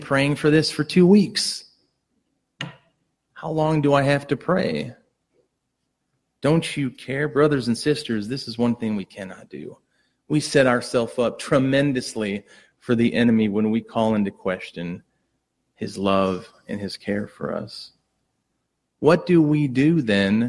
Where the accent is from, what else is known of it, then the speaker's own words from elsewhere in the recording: United States; as an American